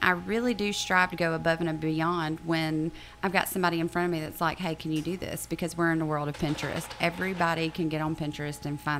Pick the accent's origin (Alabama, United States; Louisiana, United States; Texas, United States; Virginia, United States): Alabama, United States; Auburn; moved away as an adult; now in Dothan, United States; I am not from Dothan. I'm actually originally from Auburn.